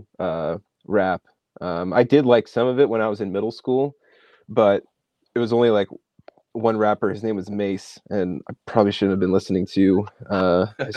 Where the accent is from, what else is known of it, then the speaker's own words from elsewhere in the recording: Bergenfield, New Jersey, United States; grew up in North Jersey, town called Bergenfield, kind of right outside of Manhattan